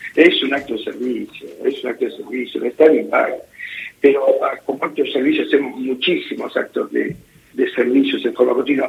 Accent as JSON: {"language": "Spanish", "country": "Argentina", "said": "los profesionales argentinos somos muy bien considerados"}